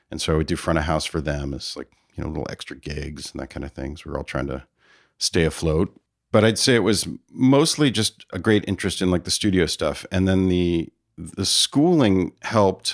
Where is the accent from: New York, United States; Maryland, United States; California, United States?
California, United States; Palo Alto; also born or lived in San Francisco, United States; Palo Alto and my mother moved around a bit in the Bay Area, but I pretty much was in Palo Alto for the bulk of my childhood.